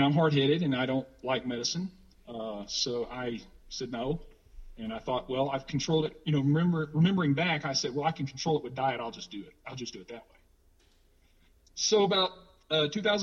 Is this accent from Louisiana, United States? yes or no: yes; Louisiana, United States; I was from the South. I'm from Louisiana, from the South of the United States